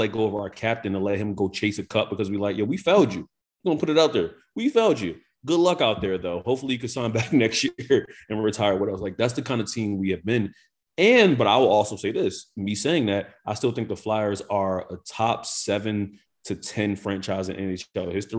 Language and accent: English; Philadelphia, Pennsylvania, United States; as a Philadelphian